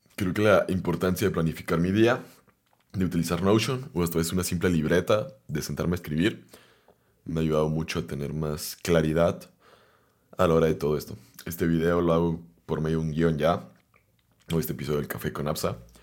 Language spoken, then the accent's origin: Spanish; Guadalajara, Jalisco, Mexico; vengo de Guadalajara